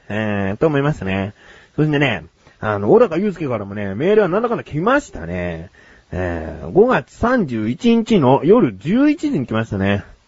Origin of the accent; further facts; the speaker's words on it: Kanto, Japan; 自分はね、小さい頃から関東に住んでる